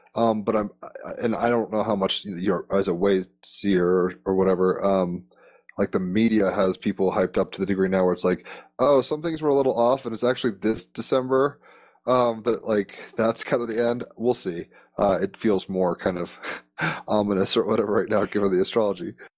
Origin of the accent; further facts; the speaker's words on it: Richmond, Virginia, United States; I used to grow up in Richmond, Virginia.